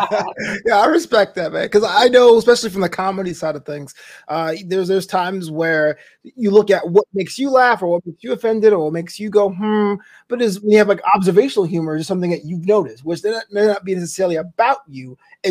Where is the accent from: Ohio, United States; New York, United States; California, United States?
New York, United States; Brooklyn; Häagen-Dazs was made in my hometown. It was invented in Brooklyn, right?